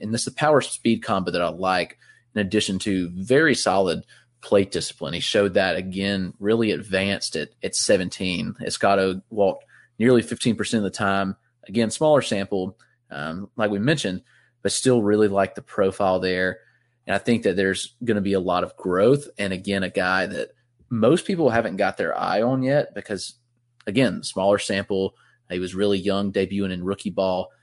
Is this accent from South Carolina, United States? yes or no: yes; Greenville, South Carolina, United States; my hometown in Greenville, South Carolina.